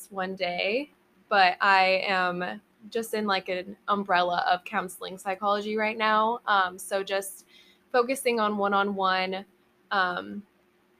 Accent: Everett, Washington, United States; now in Edmonds, United States; I grew up in Everett and I now live in Edmond.

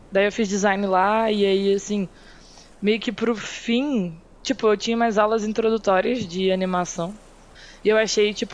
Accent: Petrópolis, Rio de Janeiro, Brazil; born there; eu nasci em Petrópolis, que não é cidade do Rio, né? É no, no estado do Rio só.

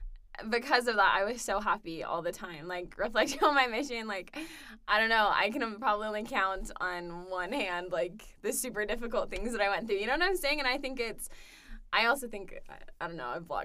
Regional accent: Denver, Colorado, United States; moved away as an adult; also born or lived in Littleton, Colorado / Texas; now in Provo, United States; I'm from Denver, Colorado, currently studying advertising here at BYU

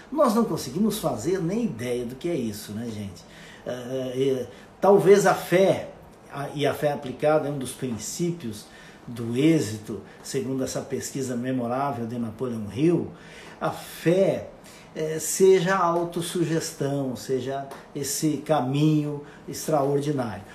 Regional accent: Monte Carlo, Santa Catarina, Brazil; Monte Carlo, aonde eu nasci. E isso fica no oeste catarinense, numa pequena comunidade com 8, 9 mil habitantes.

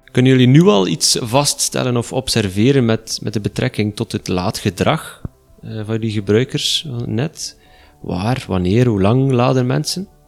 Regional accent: Flanders, Belgium; bij ons in Vlaanderen

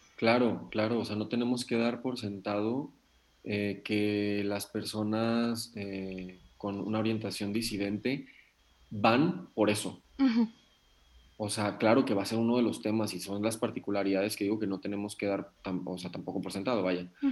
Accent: Nayarit, Mexico; Yo soy de Nayarit.

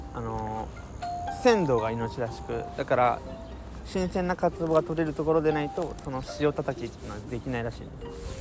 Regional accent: Kanagawa, Japan; 俺の地元

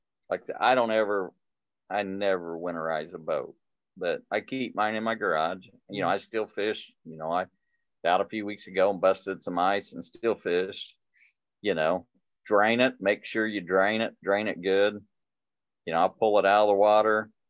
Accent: Indiana, United States; I come from Indiana

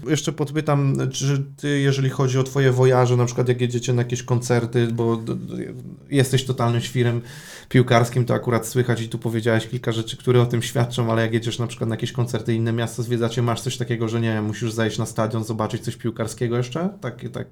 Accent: Łódź Voivodeship, Poland; now in Poznań, Poland; ja pochodzę z Podłodzi

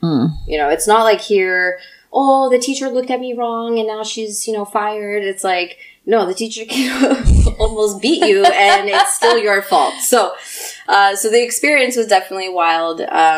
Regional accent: United States; also born or lived in Russia; So my family immigrated at the end of the 80s. I was one when we came. So I grew up in the States.

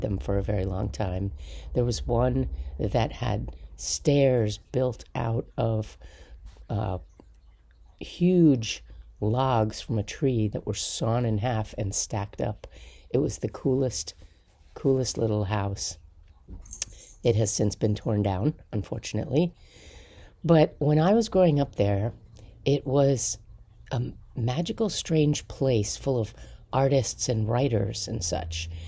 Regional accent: Palisades, New York, United States; I grew up in Sneedon's Landing in New York, just outside of Manhattan

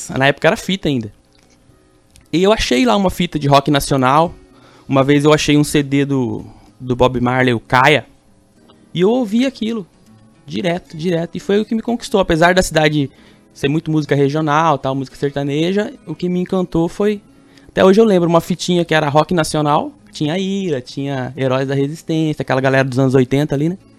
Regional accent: Bela Vista, Mato Grosso do Sul, Brazil; fui para Bela Vista, então eu me considero um belavistense. Quando pergunto pra mim onde você nasceu, eu nasci em Bela Vista.

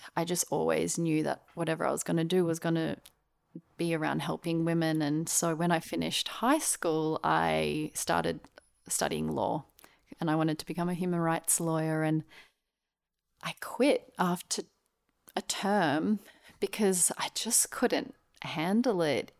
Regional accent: Australia; also born or lived in Melbourne / Brisbane; now in Sydney, Australia; I was born in Melbourne and I grew up in Melbourne and Brisbane, Australia.

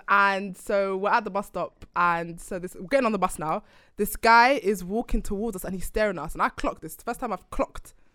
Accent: London, United Kingdom; I'm from South

